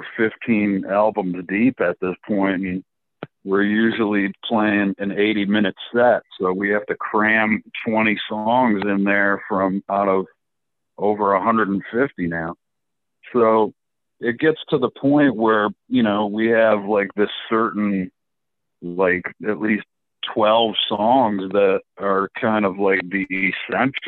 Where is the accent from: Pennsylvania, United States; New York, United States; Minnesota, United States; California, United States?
New York, United States; Buffalo; now in Florida, United States; We grew up in Buffalo, New York